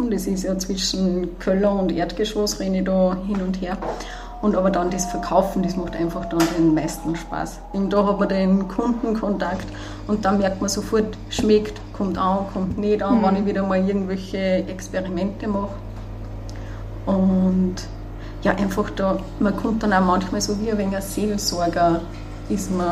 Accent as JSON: {"language": "German", "town": "Hinterstoder", "region": "Upper Austria", "country": "Austria", "tie": "born or raised there", "said": "Also ich bin in Hinterstoder aufgewachsen bis zur Hauptschule."}